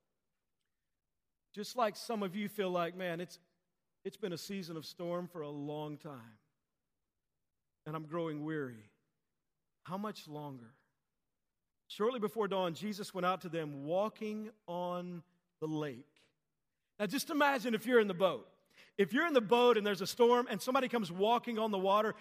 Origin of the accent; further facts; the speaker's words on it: Texas, United States; as a kid growing up, I grew up in Texas